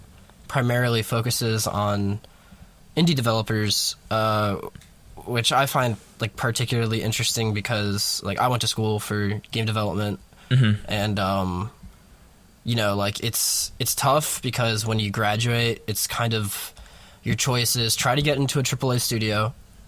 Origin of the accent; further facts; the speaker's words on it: New York, United States; also born or lived in Peoria, Illinois; I'm back in New York, so I'm from New York, and then I moved to Bradley just in, like, the middle of nowhere.